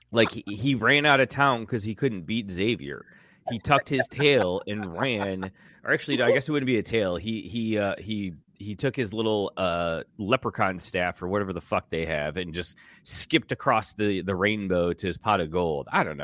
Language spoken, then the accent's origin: English; Michigan, United States; I grew up in Michigan, hated Michigan, always a Notre Dame fan, lived in Ann Arbor